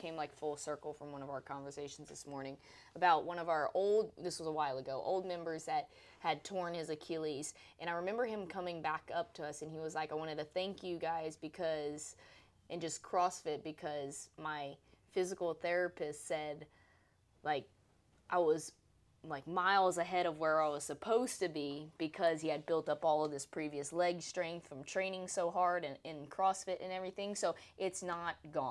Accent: the South, United States; we're from the South

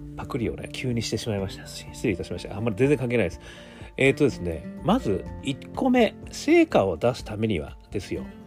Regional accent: Hokkaido, Japan; どさんこ

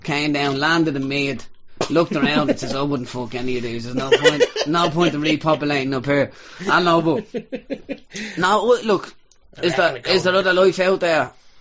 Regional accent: Ireland; we're Irish.

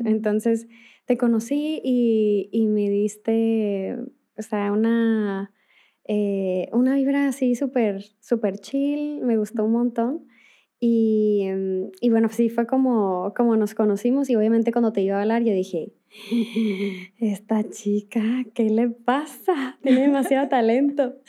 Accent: northern Mexico, Mexico; yo soy del, norte de México

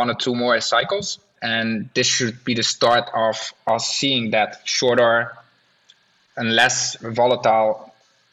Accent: Netherlands; I'm from the Netherlands

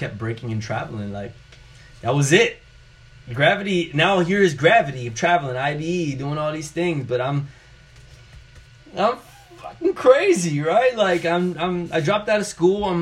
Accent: New York City, New York, United States; growing up in New York City

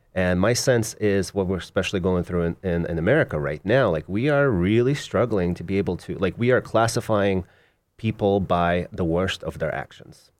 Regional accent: Moscow, Russia; now in United States; Originally, I was born in Moscow in Russia, and my mom and I immigrated, uh, in nineteen eighty-nine

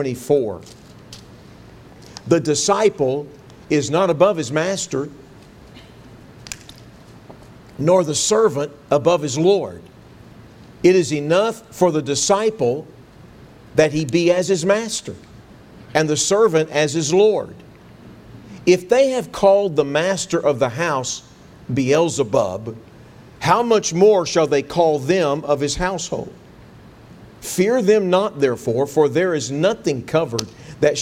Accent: Texas, United States; I grew up in Texas

